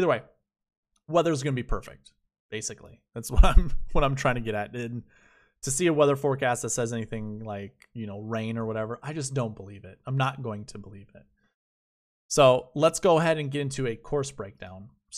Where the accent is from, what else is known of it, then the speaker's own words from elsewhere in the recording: Minnesota, United States; moved away; I'm from Minnesota.